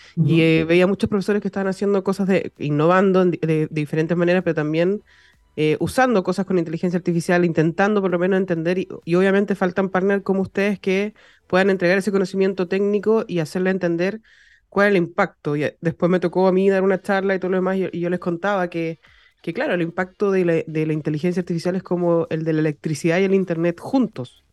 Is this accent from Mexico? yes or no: no; Chile; also born or lived in Viña del Mar; como buen chileno, desde las 12 de la noche estamos celebrando eh, todo, ser chileno